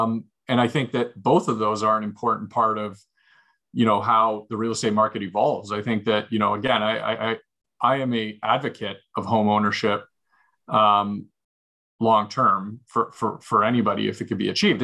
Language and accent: English; Hamilton, Ontario, Canada; I grew up in Hamilton. It was a steel economy, right?